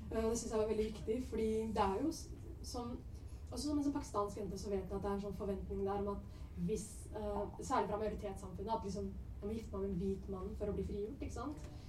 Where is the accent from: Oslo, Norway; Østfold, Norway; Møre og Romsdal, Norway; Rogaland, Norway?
Oslo, Norway; Jeg vokste opp på Mortensrud